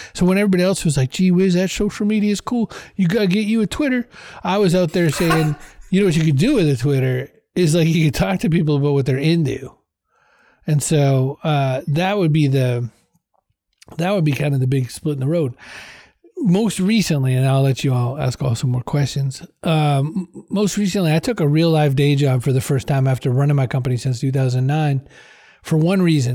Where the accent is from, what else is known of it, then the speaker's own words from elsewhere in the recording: Maine, United States; now in Boston, United States; I was from Maine originally